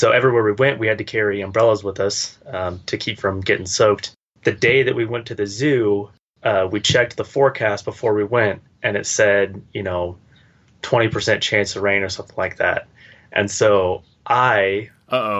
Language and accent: English; United States; as an American